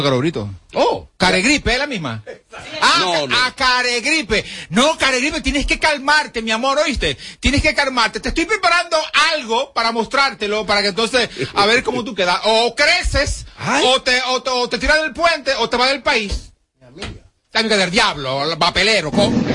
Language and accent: Spanish; Dominican Republic; como dominicano